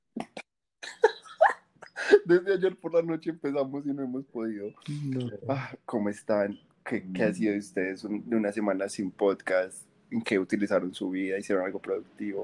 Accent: Medellín, Antioquia, Colombia; somos de Medellín

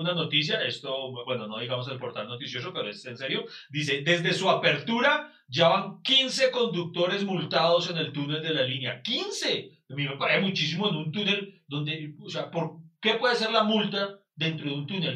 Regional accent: Pereira, Risaralda, Colombia; soy de Pereira

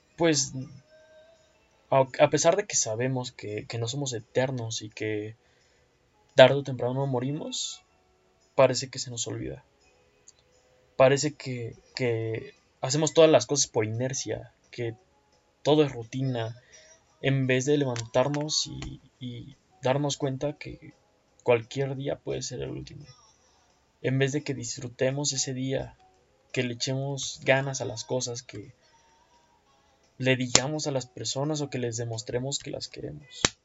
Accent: Toluca, State of Mexico, Mexico; me buscan de una empresa acá en Toluca, que es de donde soy

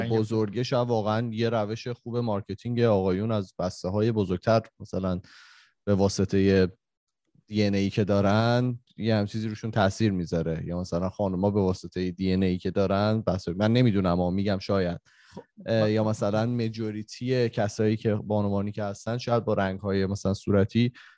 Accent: Iran; moved away; ماهایی که خارج از ایرانیم

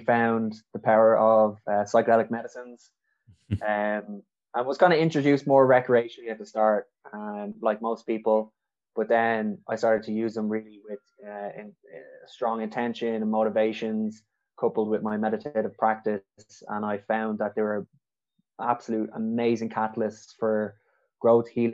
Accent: Dublin, Leinster, Ireland; I'm originally from Dublin

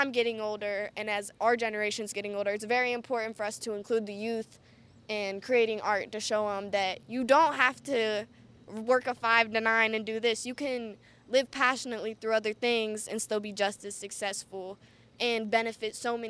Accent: Akron, Ohio, United States; also born or lived in Canton; I'm from Akron and Canton, and it's my city, from Ohio

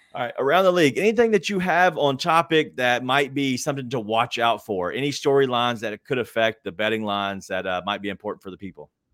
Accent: Memphis, Tennessee, United States; I'm from Memphis, uh, born and raised

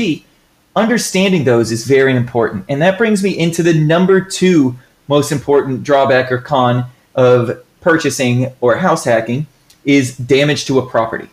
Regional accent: Florida, United States; I'm from Florida

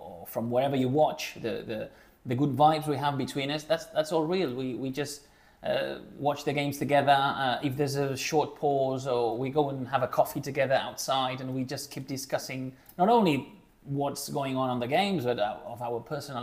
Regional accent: Menorca, Balearic Islands, Spain; moved away as an adult; also born or lived in Barcelona; I'm originally from Menorca, which is a really small island in the Mediterranean Sea.

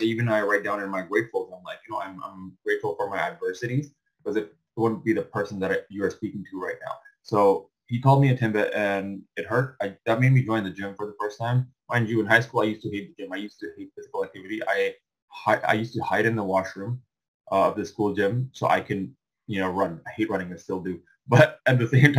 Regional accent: Pakistan; now in Canada; I was born in Pakistan and moved to Canada, the latter end of 2008

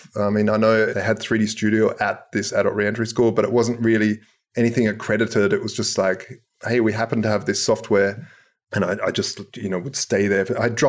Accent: South Australia, Australia; I grew up in Australia, hence the wacky accent. But basically, my mother moved and immigrated to Australia when I was like 5 or 6. And from there, I just sort of, we stayed there and grew up in South Australia, down south.

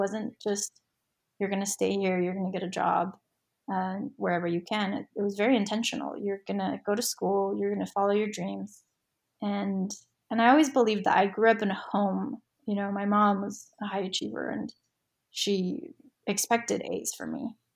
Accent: Orem, Utah, United States; UVU, which is just down the street from my house where I grew up in Orem.

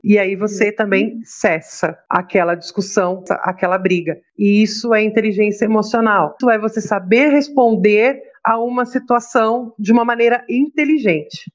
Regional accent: São Paulo, Brazil; Eu sou de São Paulo

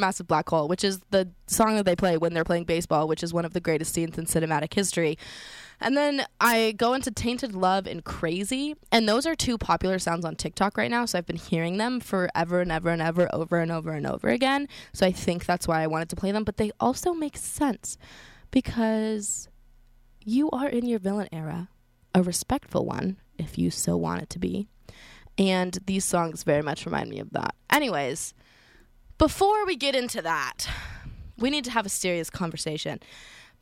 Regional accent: Colorado, United States; I'm from Colorado, so I'm used to, like, the snow and skiing and it being really cold

